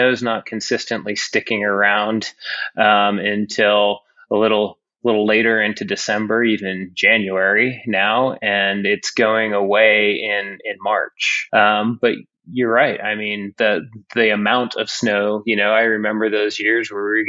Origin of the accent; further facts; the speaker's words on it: Utah, United States; as a lifelong Utahn